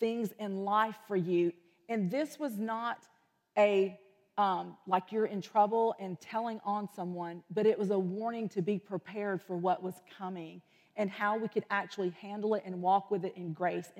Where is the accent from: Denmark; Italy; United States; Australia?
United States; the South; growing up in the South, we're all very aware of snakes